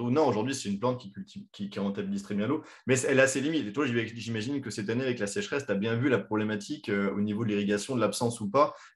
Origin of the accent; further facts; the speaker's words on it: France; chez nous en France